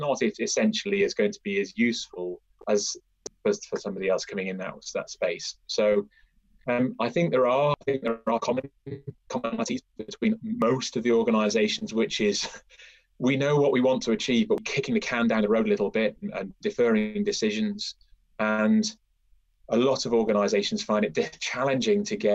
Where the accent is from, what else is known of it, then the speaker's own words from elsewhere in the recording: United Kingdom; So I grew up in a quite a rural part of the northwest, sort of on the border of North Wales and Cheshire.